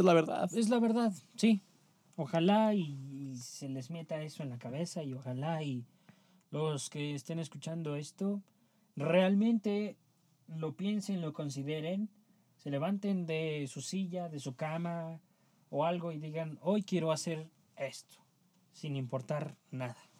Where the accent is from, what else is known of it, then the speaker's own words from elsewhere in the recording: Mexico; somos mexicanos